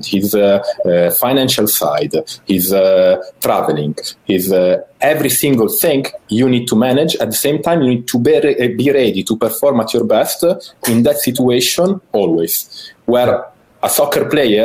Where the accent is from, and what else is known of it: Italy; born or raised there; English is a second language